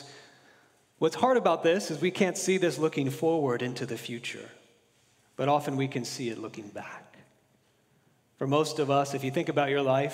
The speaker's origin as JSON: {"language": "English", "region": "Florida", "country": "United States", "tie": "born or raised there", "moved": "yes", "lives_now": "California, United States", "said": "growing up in Florida"}